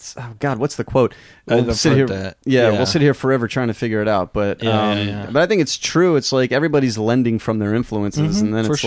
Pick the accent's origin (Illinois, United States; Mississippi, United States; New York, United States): New York, United States; moved away as an adult; now in Texas, United States; I'm from New York. I almost said I'm from Boston, which I'm not. But, the vocal inflections are very similar.